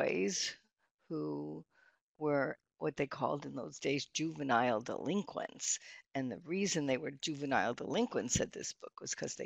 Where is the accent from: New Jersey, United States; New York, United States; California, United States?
New York, United States; New York City; moved away as an adult; now in Michigan, United States; I am originally from Brooklyn, New York, and I went to both Catholic and public schools there